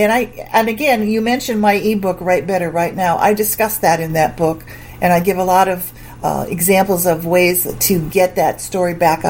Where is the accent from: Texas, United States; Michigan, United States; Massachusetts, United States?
Massachusetts, United States; Springfield; Massachusetts. Springfield, Massachusetts.